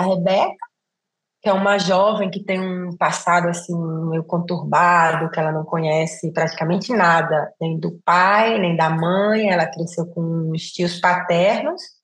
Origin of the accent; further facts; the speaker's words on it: Brazil; moved away as an adult; also born or lived in Italy; saí do Brasil, né? Passei mais de 23 anos fora